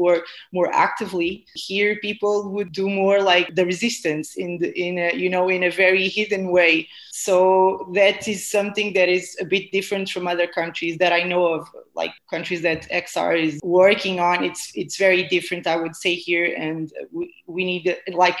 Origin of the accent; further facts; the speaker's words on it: Lisbon, Portugal; I'm from Lisbon. I am Portuguese